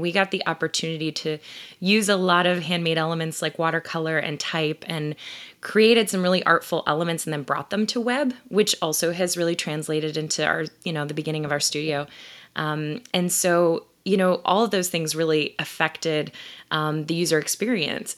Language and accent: English; Ohio, United States; moved away as an adult; also born or lived in Columbus, Ohio; now in Philadelphia, United States; I'm originally from Ohio